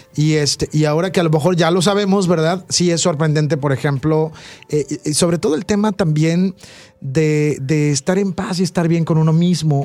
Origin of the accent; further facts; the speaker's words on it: Veracruz, Mexico; Yo soy de Veracruz